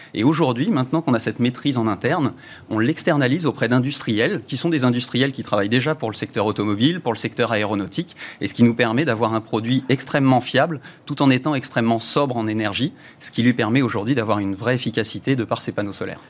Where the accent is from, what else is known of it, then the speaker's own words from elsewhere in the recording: Le Mans, Pays de la Loire, France; moved away as an adult; also born or lived in Réunion; j'ai grandi en Sarthe.